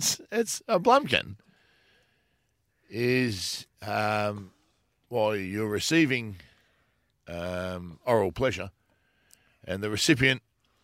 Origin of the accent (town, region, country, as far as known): Perth, Western Australia, Australia; born or raised there